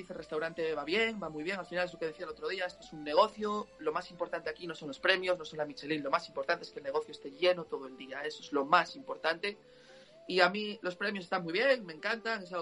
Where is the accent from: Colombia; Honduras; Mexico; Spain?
Spain; Vigo, Galicia; cuando vaya a Vigo también, pues soy de Vigo, cuando vaya a Vigo también podemos hasta tomarnos unas eh, cervecitas juntos